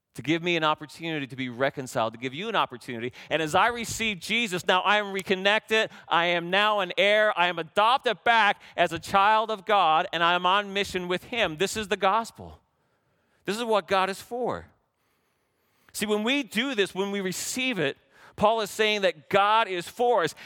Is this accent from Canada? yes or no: yes; Canada; we had great candy growing up in Canada